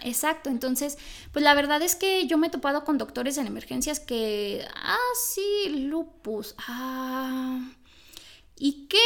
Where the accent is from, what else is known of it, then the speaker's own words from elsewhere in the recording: Mexico; soy católica porque México es una sociedad católica